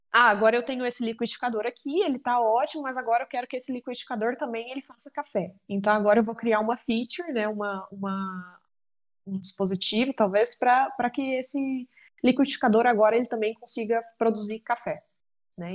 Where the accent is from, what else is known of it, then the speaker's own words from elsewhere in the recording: Uberlândia, Minas Gerais, Brazil; eu sou natural de Uberlândia, Minas Gerais